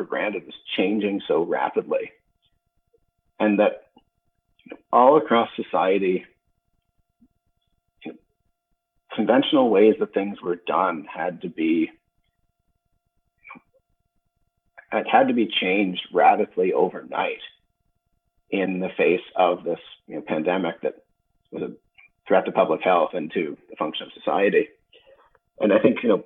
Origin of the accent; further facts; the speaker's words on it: London, Ontario, Canada; I was born in London, Ontario.